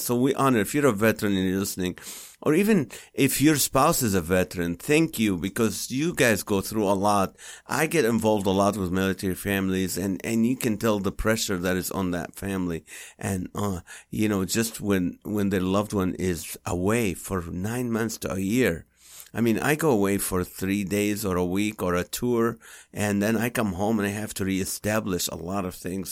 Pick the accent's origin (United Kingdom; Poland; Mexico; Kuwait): Kuwait; English is a second language; now in United States; we grew up in Kuwait.